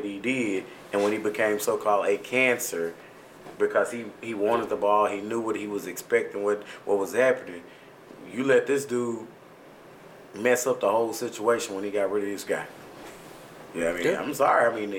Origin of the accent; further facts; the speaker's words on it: Kentucky, United States; My mentality is I come from Kentucky. We win.